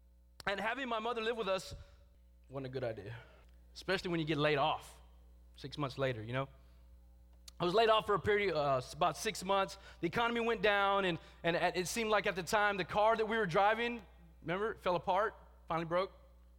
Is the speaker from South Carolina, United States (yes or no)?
no; Texas, United States; joined Valley from Texas. And it's funny to me because Big Dave was telling me just last week how my accent has changed.